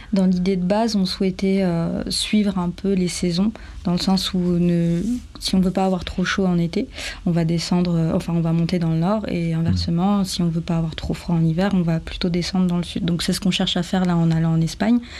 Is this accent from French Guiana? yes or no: yes; French Guiana; moved away as an adult; also born or lived in Bordeaux / Marseille / Paris; now in France; j'ai grandi en Guyane, moi j'ai toujours été habituée à être proche de la nature